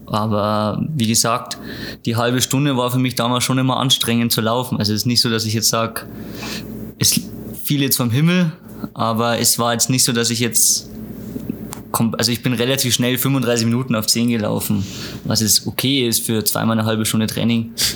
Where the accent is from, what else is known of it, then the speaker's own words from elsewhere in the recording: Lower Bavaria, Germany; Niederbayern, wo ich herkomme